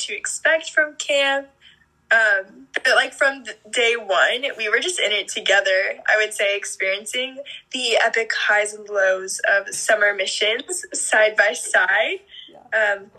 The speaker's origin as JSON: {"language": "English", "town": "Kansas City", "country": "United States", "said": "I'm from Kansas City"}